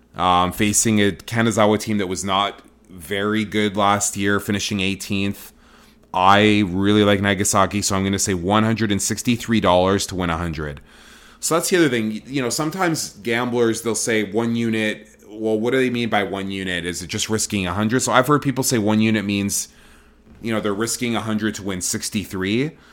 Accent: Toronto, Ontario, Canada; now in Vancouver, Canada; I'm born and raised in Toronto, Ontario, Canada

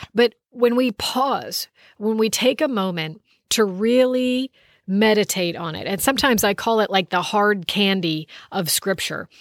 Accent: United States; I'm from the United States of America

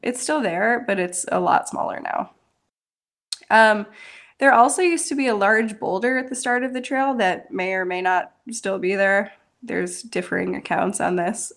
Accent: Buffalo, New York, United States; moved away as an adult; now in Virginia Beach, United States; I'm originally from the Buffalo Niagara Falls area of New York, but I've been living in Virginia Beach for five years now

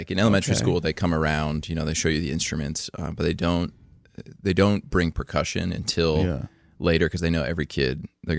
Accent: Fleetwood, Pennsylvania, United States; I grew up in Fleetwood, so it's like 7 minutes from Kutztown, Berks County.

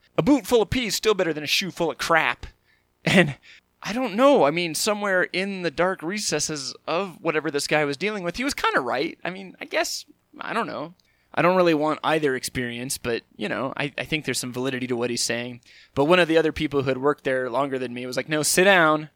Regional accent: California, United States; growing up in California

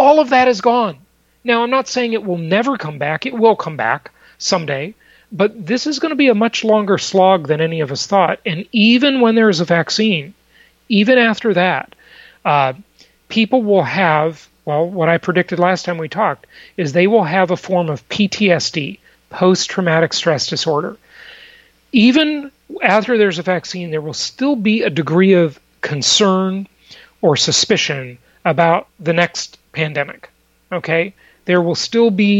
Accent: Los Angeles, California, United States; moved away as an adult; also born or lived in Newport Beach, Orange County, California; now in Palm Beach, United States; I grew up in Los Angeles

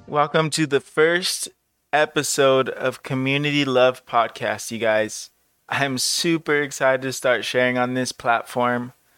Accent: Los Angeles, California, United States; also born or lived in Orange County, California; I was born and raised in Southern California, mostly Los Angeles, but I moved to Orange County when I was eighteen

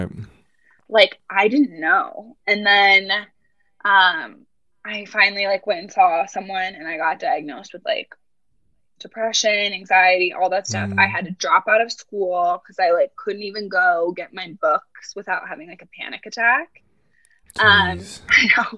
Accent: Boulder, Colorado, United States; I was born and raised in Boulder, Colorado

